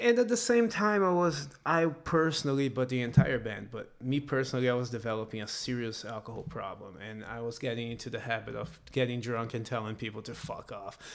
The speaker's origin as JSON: {"language": "English", "country": "Brazil", "moved": "as an adult", "lives_now": "United States", "said": "I'm gonna move from Brazil"}